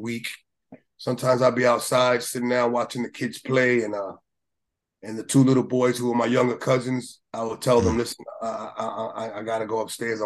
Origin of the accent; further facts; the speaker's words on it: New York, United States; I'm from New York